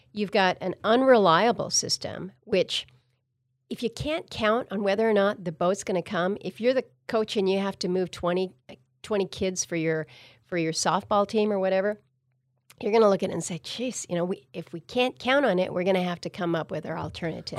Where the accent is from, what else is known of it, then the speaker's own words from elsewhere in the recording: Wrangell, Alaska, United States; also born or lived in Ketchikan; growing up as a kid in Southeast, that's how we traveled. When we moved from Wrangell to go down to Ketchikan